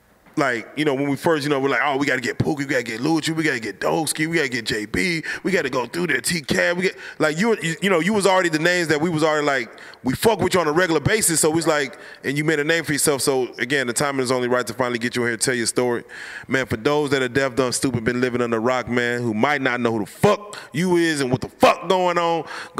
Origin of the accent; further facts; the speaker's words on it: Little Rock, Arkansas, United States; now in Dallas, United States; Yeah, I'm from Little Rock. My family's from Little Rock. They came to Dallas to find a better life for themselves.